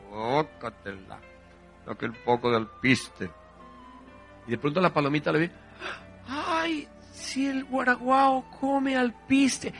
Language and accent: Spanish; Venezuela; En Venezuela decimos cola